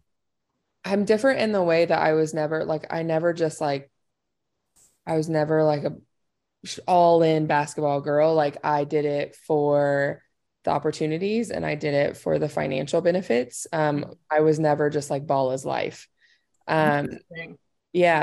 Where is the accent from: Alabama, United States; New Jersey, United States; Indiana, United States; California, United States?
Indiana, United States; moved away as an adult; also born or lived in Southern Illinois; I'm from Indiana